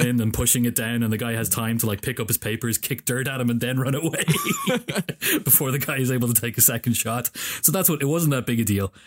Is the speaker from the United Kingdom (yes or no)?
no; Ireland; I'm an Irish dude sitting in Ireland